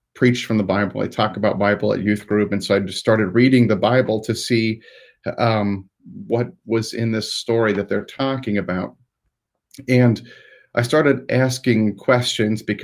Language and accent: English; Newcomerstown, Ohio, United States; So I grew up in Newcomerstown, which is all one word. Like, it sounds like it's not, but it's all one word in Tuscarawas County, Ohio